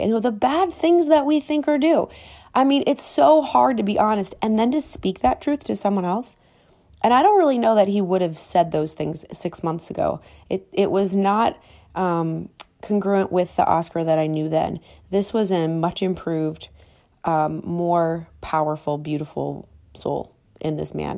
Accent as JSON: {"language": "English", "town": "Minneapolis", "region": "Minnesota", "country": "United States", "tie": "born or raised there", "moved": "yes", "lives_now": "Miami, United States", "said": "Growing up, as kids, we, we, you know, my parents didn't have a whole lot. We lived in Minneapolis"}